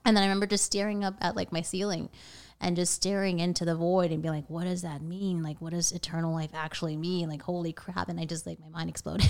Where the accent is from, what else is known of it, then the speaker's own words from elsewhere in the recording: Vienna, Virginia, United States; I grew up in Northern Virginia, Vienna